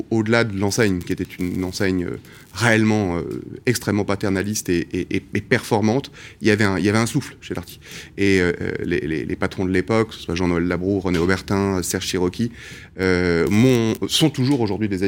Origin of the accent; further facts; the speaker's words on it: Casablanca, Casablanca-Settat, Morocco; Et, donc j'ai passé mon enfance au Maroc, à Casablanca.